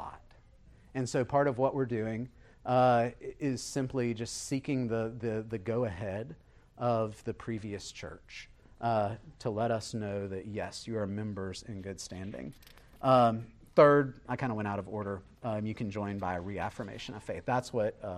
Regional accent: Beaufort, South Carolina, United States; I was raised here in Buford. I grew up about 4 miles from here

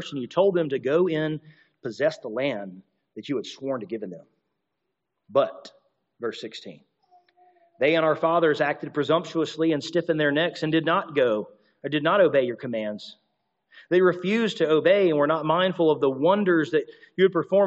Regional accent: Alabama, United States; I grew up in Alabama

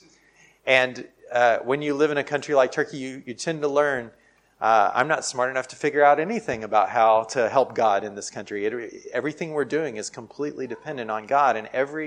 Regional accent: United States; I'm from America

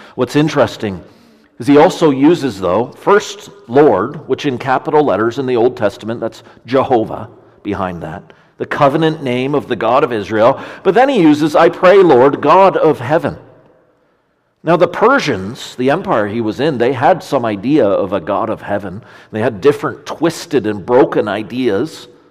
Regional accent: Ontario, Canada; in Ontario, where I'm from

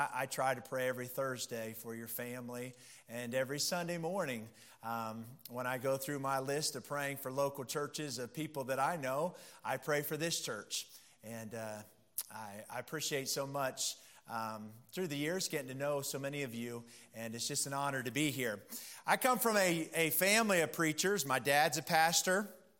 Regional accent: Pennsylvania, United States; My mom's side of the family, they're all dairy farmers. I'm from Pennsylvania. And so they're all dairy farmers.

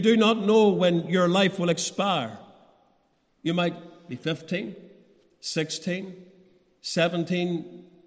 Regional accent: Portadown, Northern Ireland, United Kingdom; moved away as an adult; now in Ballymoney, United Kingdom; growing up in the Portadown Church as a young man

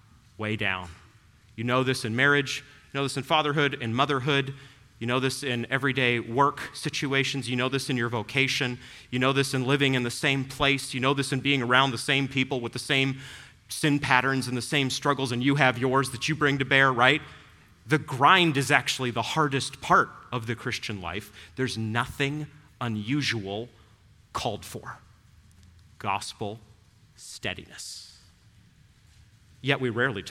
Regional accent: New England, United States; moved away; I grew up in New England

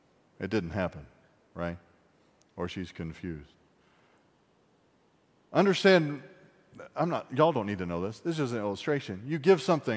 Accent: Appalachia, United States; I'm an Appalachian American of German, French, and redneck

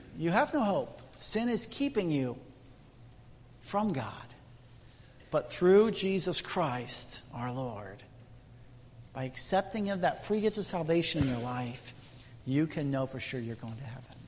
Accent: Indiana, United States; moved away; I'm from Midwest Indiana. And uh, our community has over 12,000 Amish. It's the third largest Amish settlement in the U.S. And I grew up next door to Amish

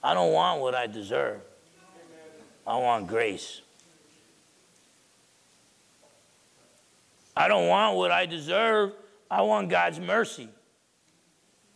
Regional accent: New Jersey, United States; growing up in New Jersey

